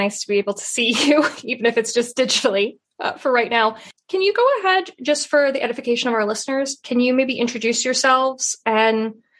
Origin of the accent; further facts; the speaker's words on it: Washington, Pennsylvania, United States; her hometown of Washington, PA, also my hometown outside Pittsburgh